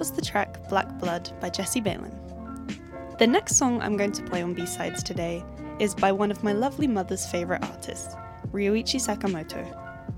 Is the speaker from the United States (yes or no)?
no; England, United Kingdom; accent: very English; now in Chile; my very English accent